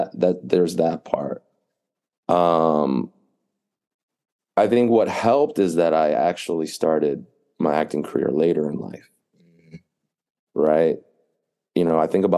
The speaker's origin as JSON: {"language": "English", "region": "East Coast", "country": "United States", "tie": "born or raised there", "moved": "as an adult", "lives_now": "California, United States", "said": "I grew up on the East Coast. I'm familiar with the East Coast"}